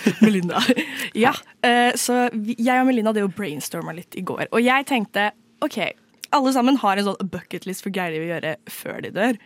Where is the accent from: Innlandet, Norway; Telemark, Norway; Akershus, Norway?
Akershus, Norway; Nes; Jeg er fra Nes. Det er jo mange steder som heter Nes, men dette er Nes som ligger i tidligere Akershus